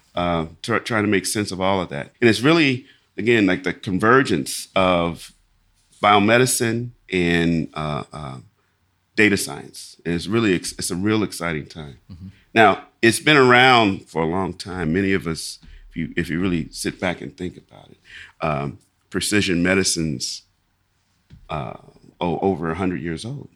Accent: Lexington, Kentucky, United States; I grew up in in Lexington, Kentucky

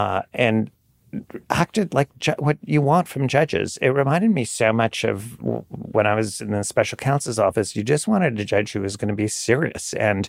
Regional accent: New York City, New York, United States; And I should know this. I'm a New Yorker.

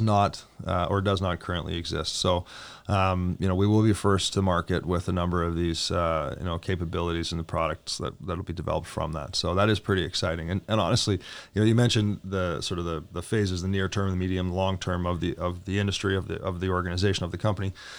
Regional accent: Edmonton, Alberta, Canada; I was born and raised in Edmonton

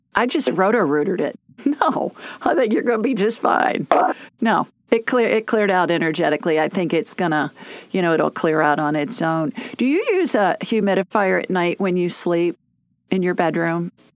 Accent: Columbus, Ohio, United States; now in Birmingham, United States; I grew up in Columbus

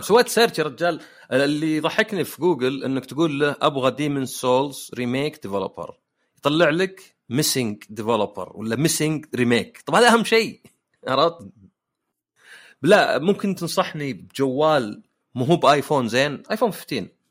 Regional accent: Saudi Arabia; احنا عندنا في السعوديه

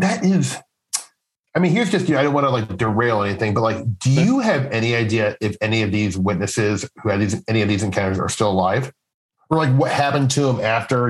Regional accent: Midwest, United States; I'm from the Midwest

